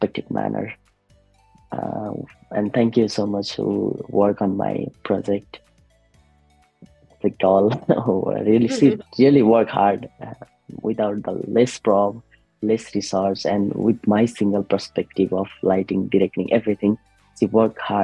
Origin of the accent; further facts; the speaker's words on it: Nepal; moved away as an adult; now in Australia; I raised in the Nepal, like I grown up in the Nepal.